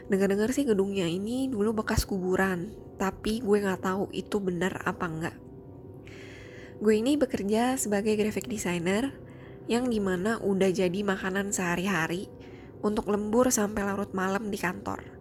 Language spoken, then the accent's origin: Indonesian; Jakarta, Indonesia; now in Singapore; Gue asli orang Jakarta, tapi sekarang gue udah tinggal di Singapura.